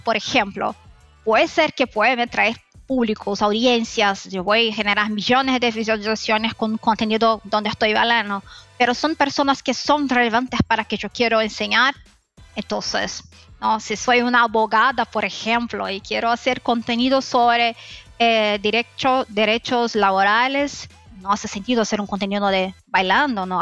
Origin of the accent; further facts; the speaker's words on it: Brazil; Spanish is a second language; soy brasileña, entonces voy a hablar con mi español que es mezclado, brasileño, eh, eh, español